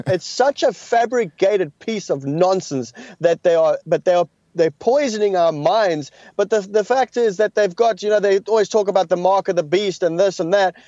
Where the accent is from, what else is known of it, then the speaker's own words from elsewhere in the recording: South Africa; I come from South Africa.